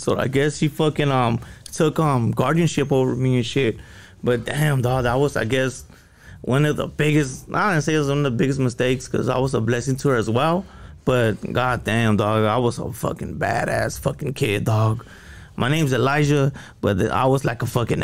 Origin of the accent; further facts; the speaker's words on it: Los Angeles, California, United States; first language Spanish; English is a second language; also born or lived in Boyle Heights; I was born in East LA Doctor's Hospital